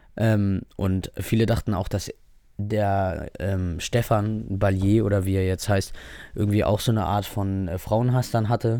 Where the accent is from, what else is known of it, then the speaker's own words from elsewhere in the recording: Germany; Offensichtlich liebe ich das Land, in dem ich hier aufgewachsen, geboren bin